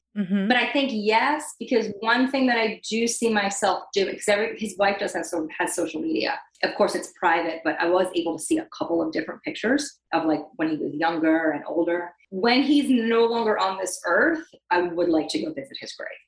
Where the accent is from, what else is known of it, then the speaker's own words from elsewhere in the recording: Long Island, New York, United States; moved away; I'm from Long Island, New York.